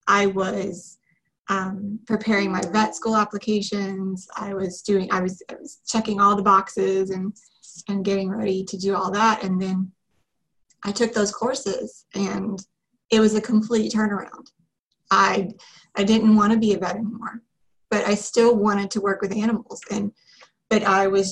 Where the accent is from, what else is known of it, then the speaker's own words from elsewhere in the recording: Kentucky, United States; moved away as an adult; also born or lived in North Carolina / Alabama; I'm from Kentucky